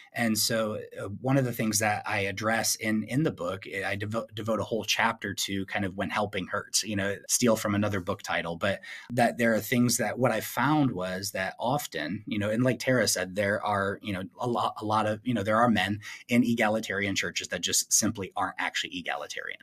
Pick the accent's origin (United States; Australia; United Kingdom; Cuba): United States; Flint, Michigan; my hometown of Flint, Michigan